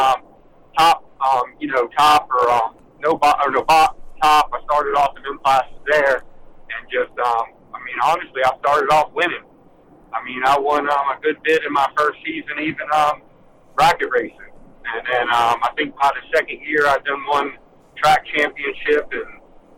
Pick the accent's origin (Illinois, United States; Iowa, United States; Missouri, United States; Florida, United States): Florida, United States; Orlando; I was born in Orlando, Florida, and I pretty much, like, I would say I was born at Speed World, Orlando Speed World